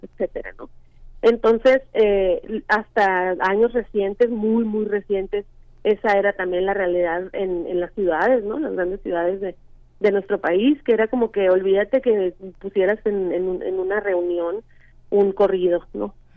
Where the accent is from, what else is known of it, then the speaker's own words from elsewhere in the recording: Sonora, Mexico; yo crecí en Sonora